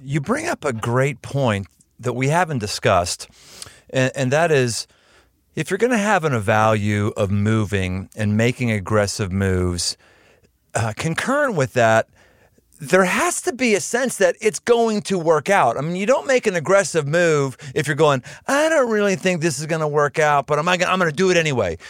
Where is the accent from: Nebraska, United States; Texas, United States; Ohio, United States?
Ohio, United States; Cincinnati; right around my hometown where I live in Cincinnati